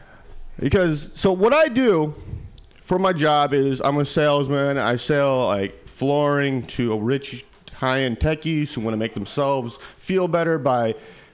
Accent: Midwest, United States; now in San Francisco Bay Area, United States; I'm come from the Midwest

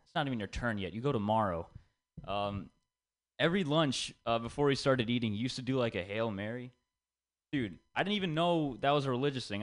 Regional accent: India; I'm Indian, and growing up, I had to listen to a lot of Bollywood songs

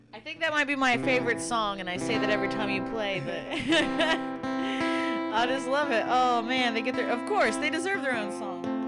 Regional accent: the Appalachians, United States; moved away; I'm from the Appalachians

